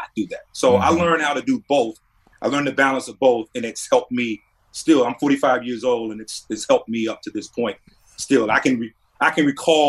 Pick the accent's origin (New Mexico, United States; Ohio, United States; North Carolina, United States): North Carolina, United States; my hometown, representing the state of North Carolina